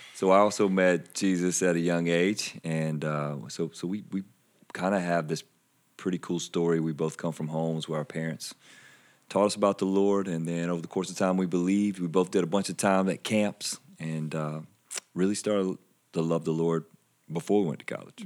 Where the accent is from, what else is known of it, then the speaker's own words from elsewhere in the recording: Anderson, South Carolina, United States; also born or lived in Iowa; Most people can tell by my accent that I'm from, uh, South Carolina, grew up in Anderson